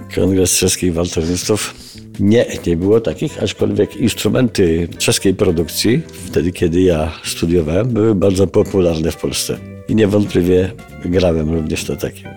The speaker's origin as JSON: {"language": "Polish", "town": "Garbatka-Letnisko", "region": "Masovian Voivodeship", "country": "Poland", "tie": "born or raised there", "moved": "yes", "said": "Obaj pochodzimy z podobnego re, regionu Polski"}